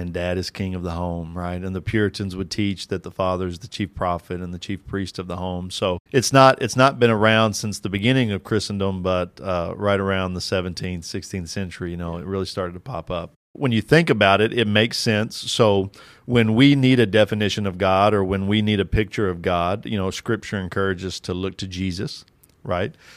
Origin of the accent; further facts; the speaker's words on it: Kentucky, United States; I'm from Kentucky